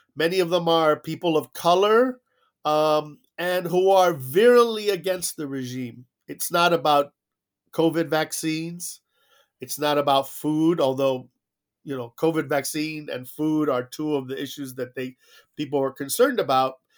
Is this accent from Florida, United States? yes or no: yes; South Florida, United States; moved away as an adult; also born or lived in Cuba; came to Miami like so many others, and I grew up in South Florida